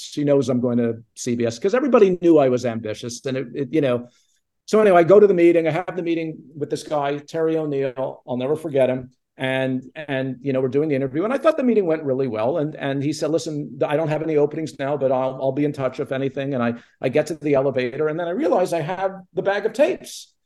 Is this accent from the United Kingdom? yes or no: no; Montreal, Quebec, Canada; I grew up in Montreal with no connection to the entertainment